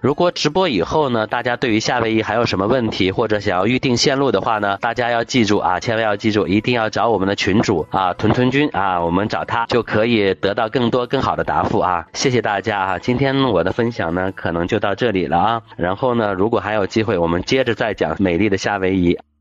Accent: China; 因为我们中国人分星级的

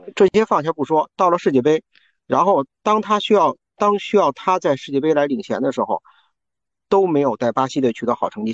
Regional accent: China; 我们作为中国人

